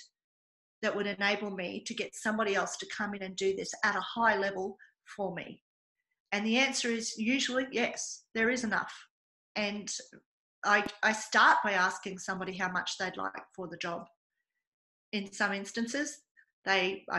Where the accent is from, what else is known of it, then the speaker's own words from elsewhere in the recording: Australia; I pay for the privilege of being Australian, and believe me, it is a privilege to be Australian